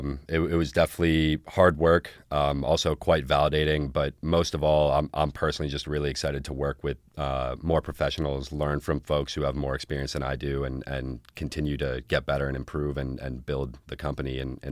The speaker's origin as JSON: {"language": "English", "town": "Newton", "region": "Massachusetts", "country": "United States", "tie": "born there", "also_born_or_lived": "New York / Bahamas", "lives_now": "Southern California, United States", "said": "No. I was born in Newton, actually, which is just west of Boston, about 15 minutes."}